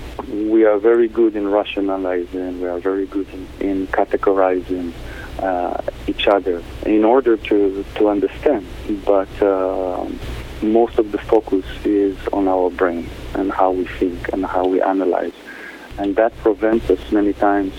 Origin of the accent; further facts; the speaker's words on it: Israel; moved away as an adult; now in Costa Rica; Originally, I'm from Israel. I'm born in Israel, and in the last 20 years, I live in Costa Rica